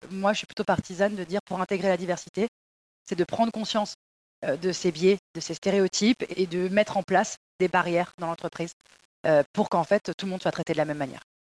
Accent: Paris suburbs, Île-de-France, France; j'ai grandi dans des banlieues parisiennes

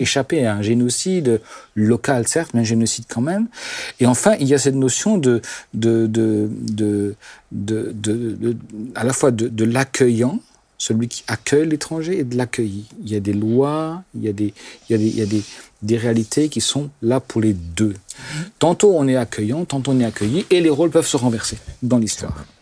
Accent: Alsace, Grand Est, France; first language Alsatian; French is a second language; je suis alsacien et que mes parents étaient germanophones et alsacophones pur jus, et que chez nous, à, la maison, les gens de l'Alsace arrivaient sous la, la version germanophone, je, je parlais qu'alsacien avant l'âge de 5 ans.

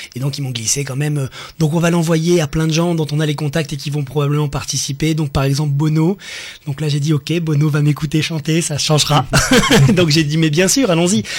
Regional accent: Nice, Provence-Alpes-Côte d'Azur, France; quand on est niçois et qu'on aime sa ville

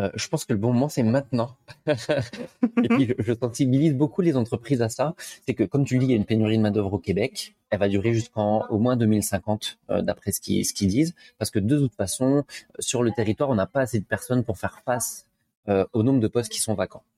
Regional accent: France; moved away as an adult; now in Montreal, Canada; je suis français, comme ça s'entend

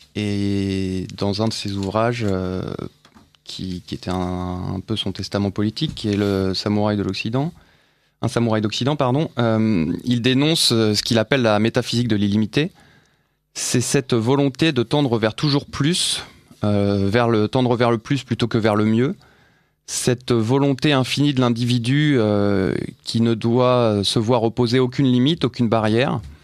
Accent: France

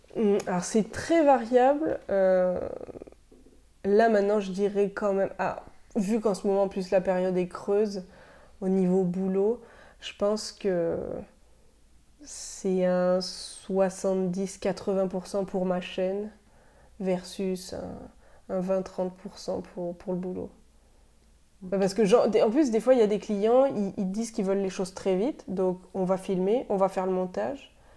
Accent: France; moved away as an adult; now in Montreal, Canada; depuis que je suis partie de France

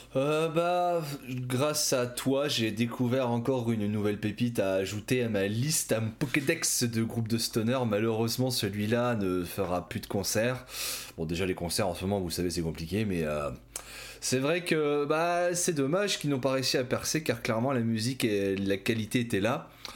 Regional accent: Ch'ti, Hauts-de-France, France; je suis ch'ti

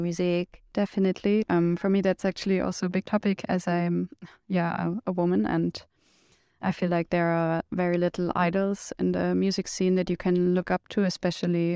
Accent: Germany; from Germany

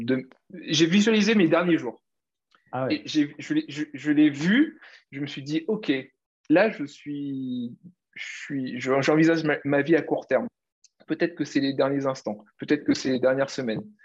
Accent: Réunion; moved away; also born or lived in Paris; je suis l'île de La Réunion

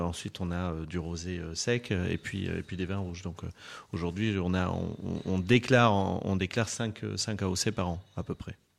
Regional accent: Bordeaux, Nouvelle-Aquitaine, France; now in Anjou, France; je suis issu d'une famille euh, viticole, je suis bordelais, euh, bordelais d'origine

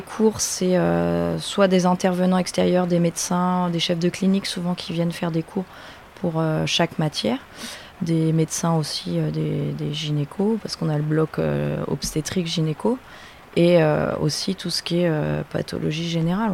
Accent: Le Vaudreuil, Normandy, France; also born or lived in Rouen / Lille; je viens du Vaudreuil, donc primaire au Vaudreuil et après je suis allée euh, au lycée à Val d'Oreuil.

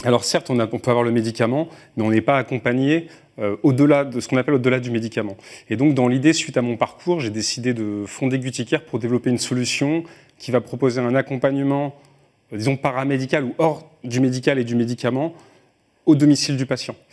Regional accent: France

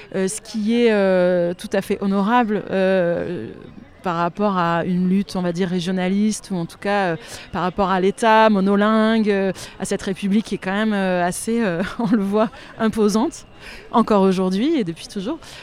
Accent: Antibes, Provence-Alpes-Côte d'Azur, France; moved away as an adult; also born or lived in Brazil; now in Languedoc, France; J'ai grandi à Antibes en partie.

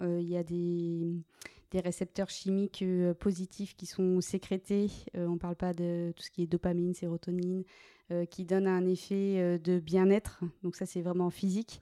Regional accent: Meurthe-et-Moselle, Grand Est, France; moved away as an adult; now in Bordeaux, France; j'ai continué sapeur-pompier volontaire dans ma région d'origine, en Meurthe-et-Moselle

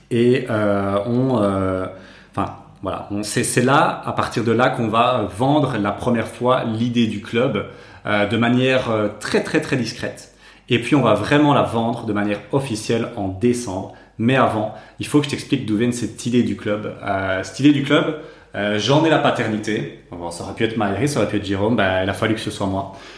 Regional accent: Namur, Wallonia, Belgium; nous on vient de Namur

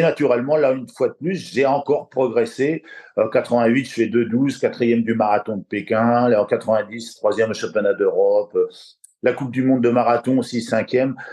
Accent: La Flèche, Pays de la Loire, France; also born or lived in Le Mans; je suis de la Flèche, du Sud-Sarthe. Après, je suis venu sur Le Mans

